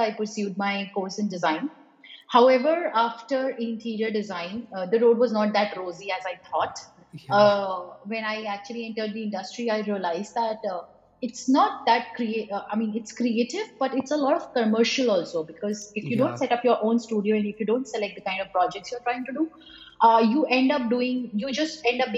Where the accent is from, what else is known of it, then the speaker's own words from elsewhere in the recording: Varanasi, Uttar Pradesh, India; moved away as an adult; now in Bangalore, India; back to my hometown. So I'm right now in Banaras